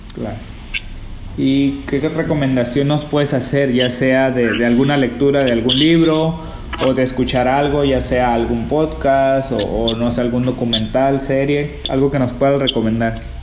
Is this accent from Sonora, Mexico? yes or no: yes; Sonora and Sinaloa, Mexico; toda mi vida crecí entre Sonora y Sinaloa